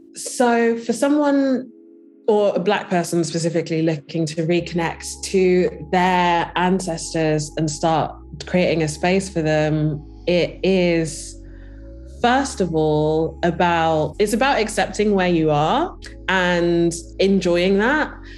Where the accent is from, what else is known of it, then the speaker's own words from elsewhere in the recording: Birmingham, West Midlands, United Kingdom; I'm, uh, from, I was born in Birmingham